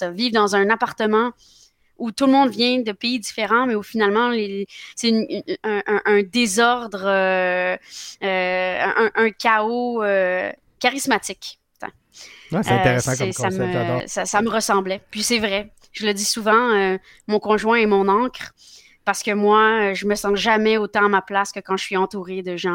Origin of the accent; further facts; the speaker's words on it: Fontainebleau, Île-de-France, France; born there; Et donc, je suis née euh, à Fontainebleau, en France. c'est là que j'ai commencé ma vie.